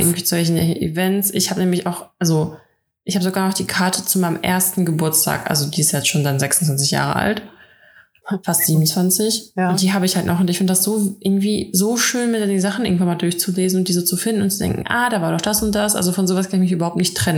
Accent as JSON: {"language": "German", "country": "Russia", "moved": "yes", "lives_now": "Germany", "said": "bei uns in Russland"}